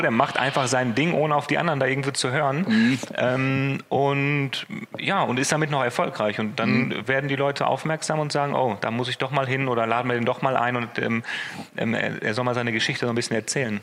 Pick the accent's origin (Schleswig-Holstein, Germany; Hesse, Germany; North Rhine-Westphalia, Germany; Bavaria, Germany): North Rhine-Westphalia, Germany; Essen; also born or lived in Düsseldorf; ich bin in Essen geboren, ich bin hier aufgewachsen